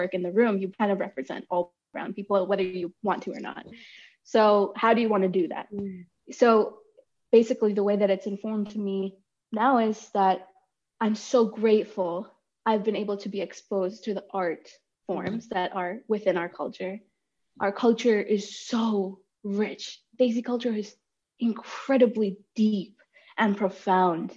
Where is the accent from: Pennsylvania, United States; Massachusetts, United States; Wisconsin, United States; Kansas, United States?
Massachusetts, United States; Boston; also born or lived in India / New Hampshire; I'm like in the Boston area right now.